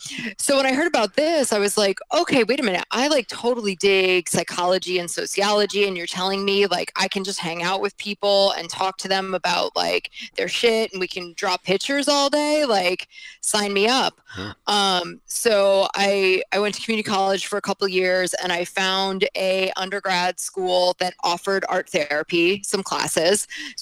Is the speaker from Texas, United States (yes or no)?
no; New Jersey, United States; born there; now in New York, United States; I was born in New Jersey. I live in New York now.